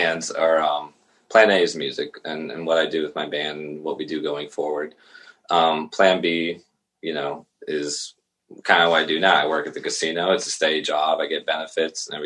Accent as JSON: {"language": "English", "town": "Crabtree", "region": "Pennsylvania", "country": "United States", "tie": "born or raised there", "said": "I grew up in Crabtree, which is kind of like the backwoods of Latrobe"}